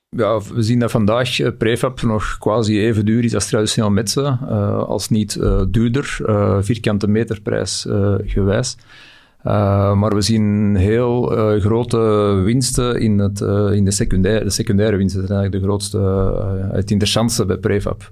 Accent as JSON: {"language": "Dutch", "country": "Belgium", "said": "we zitten altijd met een baksteen in onze maag als Belg zijnde"}